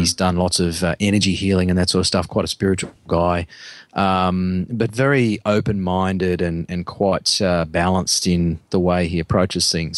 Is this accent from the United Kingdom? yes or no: no; Australia; as Aussie blokes